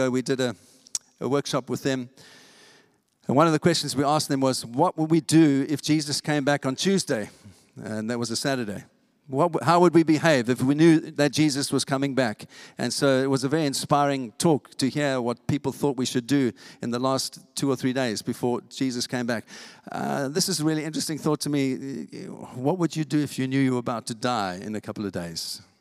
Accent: England, United Kingdom; I'm, I'm English and we don't do that.

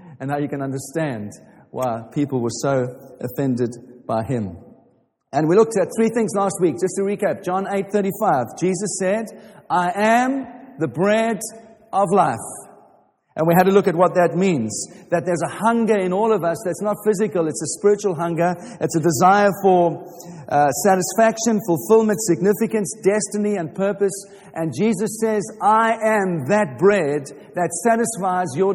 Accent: Watford, East of England, United Kingdom; I'm from Watford

